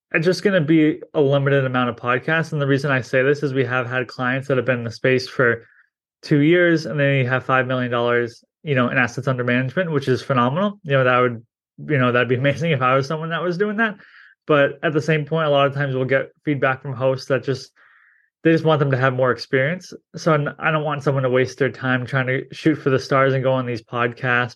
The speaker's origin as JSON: {"language": "English", "region": "New England", "country": "United States", "said": "I'm from New England"}